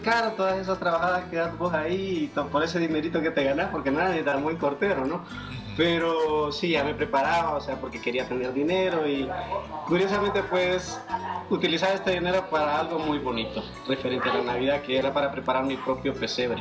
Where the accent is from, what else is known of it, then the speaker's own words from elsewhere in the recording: El Paraíso, Honduras; now in Tegucigalpa, Honduras; Yo soy originario del departamento del Paraíso, municipio del Paraíso